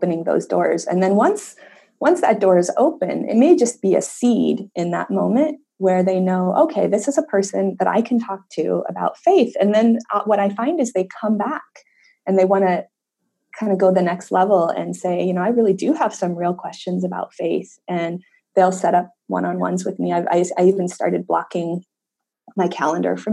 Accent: Layton, Utah, United States; I grew up in Utah, in a little town called Layton, Utah, which at the time was about 95% Mormon

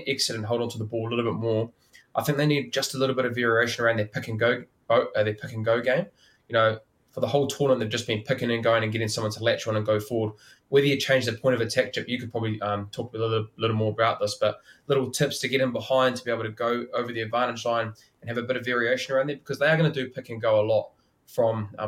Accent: New Zealand; as a Kiwi

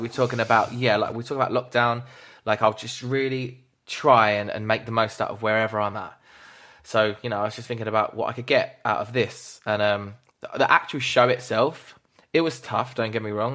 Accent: United Kingdom; as British people as well, we're all fucking that way

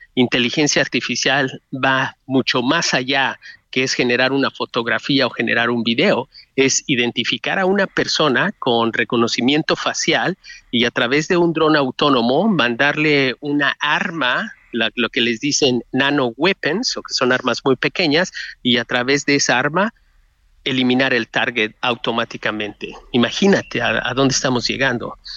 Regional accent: Mexico; moved away; sí me preocupa México como mexicano en el exterior

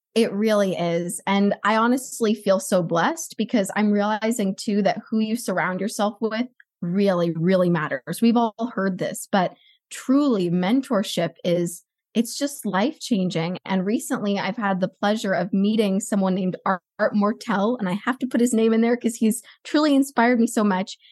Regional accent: Los Angeles, California, United States; I grew up in Los Angeles

